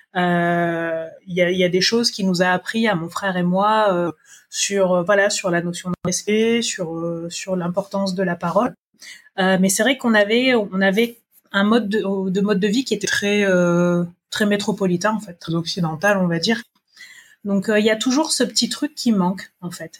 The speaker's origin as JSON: {"language": "French", "country": "New Caledonia", "tie": "born or raised there", "also_born_or_lived": "Montpellier, France", "said": "je suis née en Nouvelle-Calédonie, d'un papa originaire d'Ouvéa et d'une maman métropolitaine."}